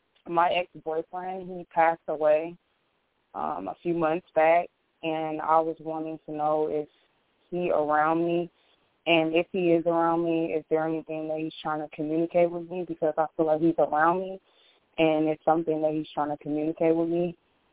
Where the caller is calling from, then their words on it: Illinois, United States; I'm calling from Illinois.